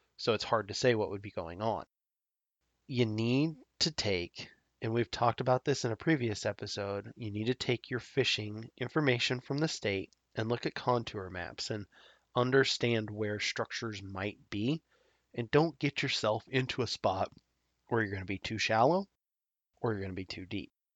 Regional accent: Nebraska, United States; my home state of Nebraska

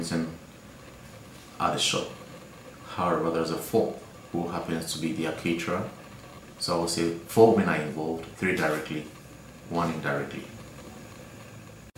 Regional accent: Accra, Greater Accra, Ghana; I am from Accra, Ghana, West Africa

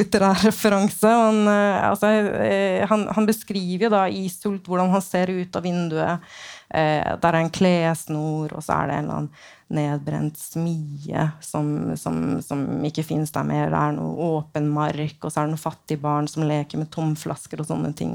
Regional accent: Oslo, Norway; min hjemby, da, Oslo

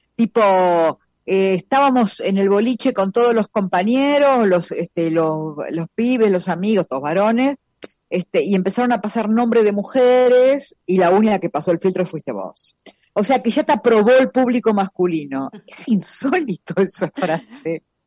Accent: La Plata, Buenos Aires Province, Argentina; soy de La Plata

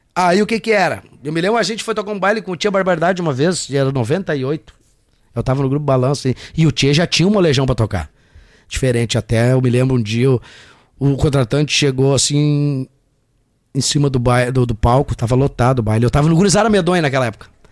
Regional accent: Rio Grande do Sul, Brazil; eu sou gaúcho

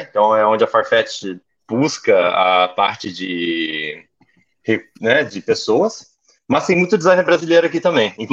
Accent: Manaus, Amazonas, Brazil; also born or lived in Curitiba; now in Portugal; Olha, sou natural de Manaus, né? Passei boa parte da minha vida em Curitiba. Não obstante, eu queria terra fria, então vim para Portugal.

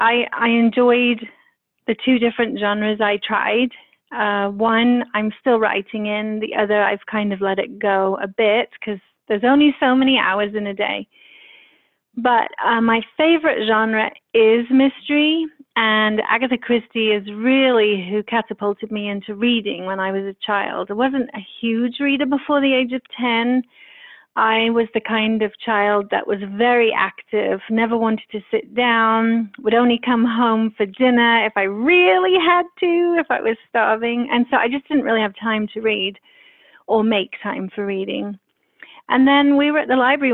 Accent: London, United Kingdom; also born or lived in Paris; London obviously being my hometown

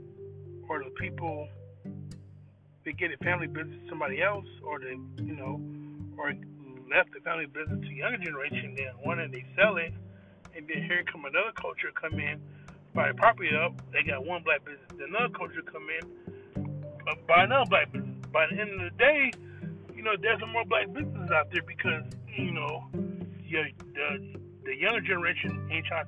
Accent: Los Angeles, California, United States; moved away as an adult; also born or lived in Compton; growing up in L.A. from 1983 to, I moved to Manny in 1999, 2000

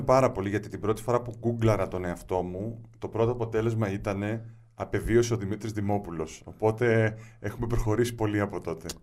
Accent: Moschato, Attica, Greece; also born or lived in Piraeus; Ε, γεννήθηκα στον Πειραιά, μεγάλωσα στο Μοσχάτο.

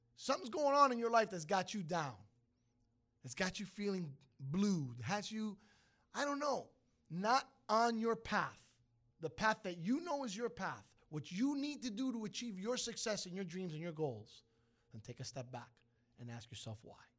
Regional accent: New York City, New York, United States; moved away; Cuban, 'cause it's my heritage. Italian, 'cause I was raised in Brooklyn

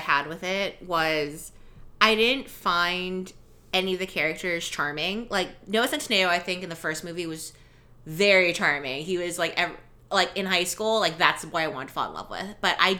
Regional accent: United States; I know I'm Filipino and I don't speak Tagalog well. I don't speak Ilocano well. I don't do a lot of very traditional things and I'm not a very traditional person. Mm-hmm. And it's because I grew up in Am

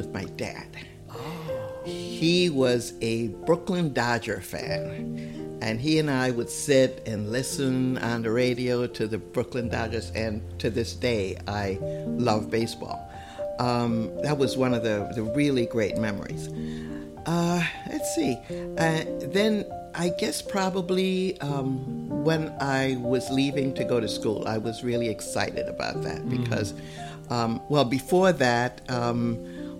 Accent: U.S. Virgin Islands; I grew up in St. Thomas in the Virgin Islands

